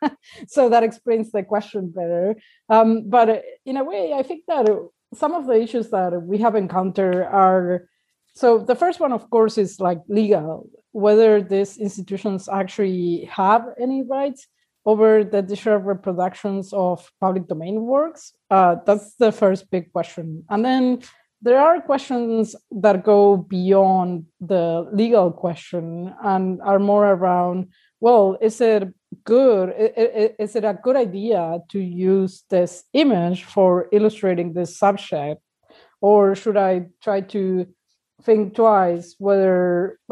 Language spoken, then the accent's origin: English; Argentina; now in Uruguay